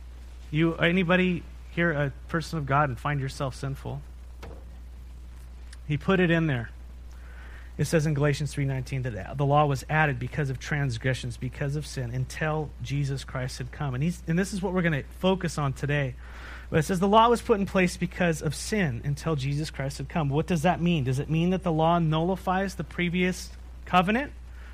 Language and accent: English; San Diego, California, United States; You know, we came from San Diego. You know that. And in San Diego, in North County, there's a place called the Wild Animal Park.